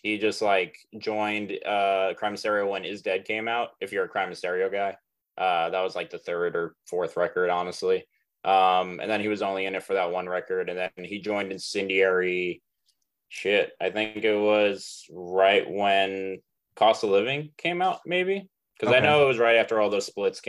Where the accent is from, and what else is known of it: Long Island, New York, United States; born or raised there